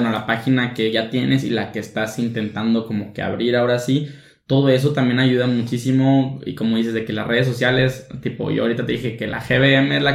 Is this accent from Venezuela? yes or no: no; Mexico; cómo invertir en la bolsa siendo mexicano, porque pues siendo mexicano es una cosa, estando en el territorio